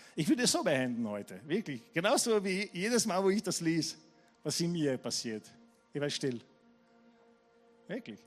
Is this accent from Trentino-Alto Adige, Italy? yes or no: no; Taranto, Apulia, Italy; now in Vienna, Austria; meine Gemeinde in Tarent, wo ich aufgewachsen bin